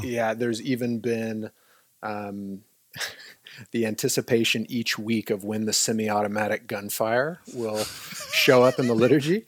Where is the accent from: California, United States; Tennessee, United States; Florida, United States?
California, United States; now in Newberg, United States; I'm from California originally